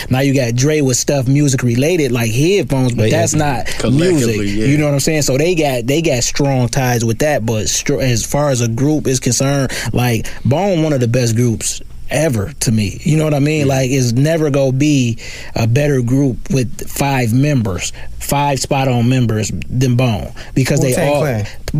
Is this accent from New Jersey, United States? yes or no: no; Dallas, Texas, United States; I'm from Dallas.